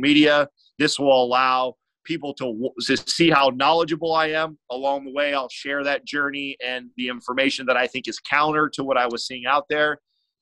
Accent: San Jose, California, United States; I'm from the Bay Area, San Jose, California

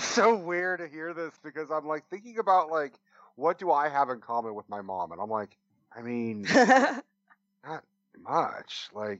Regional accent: Oakland, California, United States; accent: East Coast; I have an East Coast voice, but I grew up in the Bay Area in San Francisco.

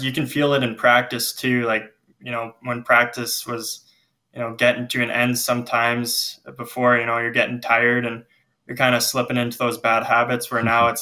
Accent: Lethbridge, Alberta, Canada; now in Spruce Grove, Canada; I grew up in Lethbridge

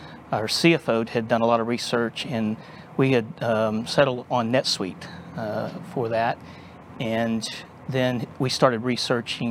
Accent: Texas, United States; also born or lived in Dallas, Texas; born and raised in Texas. And spent most of my life here in the Dallas area, a couple of times out in West Texas, and was born in Central Texas, but native Texan.

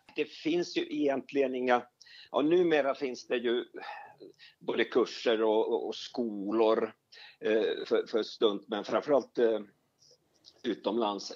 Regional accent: Finland; moved away as an adult; now in Sweden; Jag är, jag är, jag är, är Sverigefinne, som det heter. Absolut. Jag, jag, jag kom till Sverige eh, som 18-åring och skulle sommarjobba

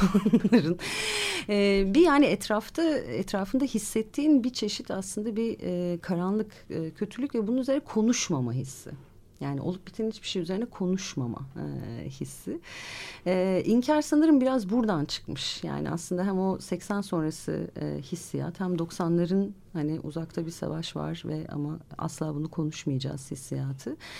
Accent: Ankara, Turkey; ben, e, bir Ankaralı olarak

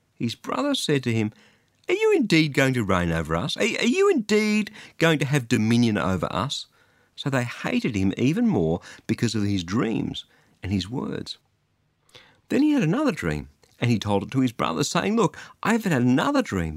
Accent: Australia; I'm an Australian

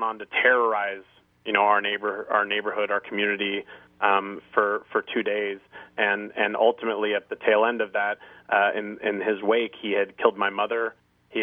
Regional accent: Thousand Oaks, California, United States; I'm from Thousand Oaks, California

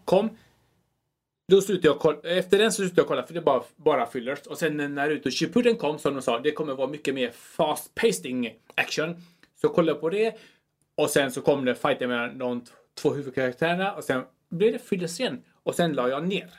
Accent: Chile; moved away; är från eh, Chile

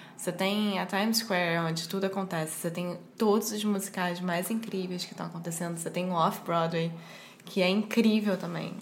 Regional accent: Brazil; para mim que sou brasileira

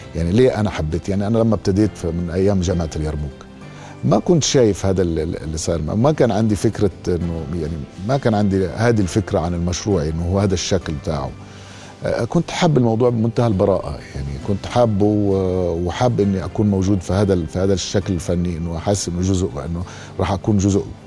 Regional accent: Jordan; انا ممثل اردني مش سوري

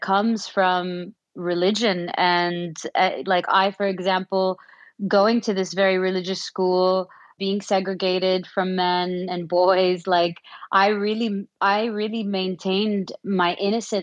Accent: Saudi Arabia; I was born and raised in Saudi Arabia

